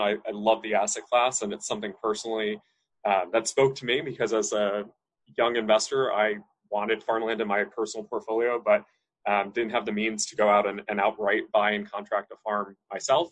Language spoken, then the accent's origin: English; Hudson Valley, New York, United States; I grew up in the Hudson Valley, New York State